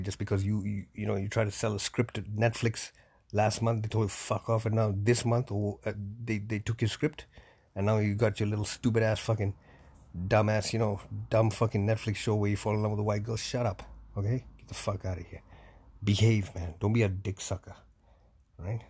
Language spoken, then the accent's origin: English; Canada